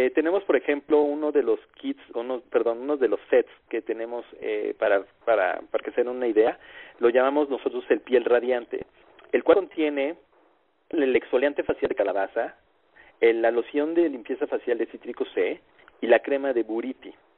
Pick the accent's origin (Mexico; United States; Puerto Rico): Mexico; nosotros como mexicanos tenemos conocidos en distintas partes de la República Mexicana.